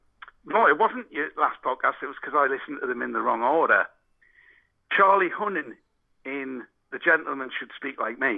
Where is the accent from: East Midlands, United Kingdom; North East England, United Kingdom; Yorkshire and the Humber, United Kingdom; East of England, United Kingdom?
North East England, United Kingdom; Newcastle upon Tyne; accent: Geordie; I'm a Geordie.